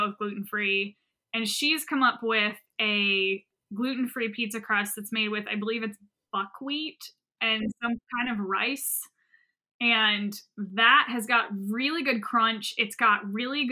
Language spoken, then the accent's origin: English; New England, United States; now in Greenville, United States; I'm from New England.